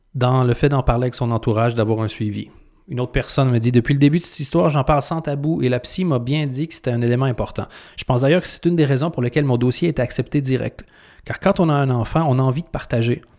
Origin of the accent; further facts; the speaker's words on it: Canada; now in Belgium; j'ai deux nationalités. Je suis canadien et je suis belge. Quand je suis devenu belge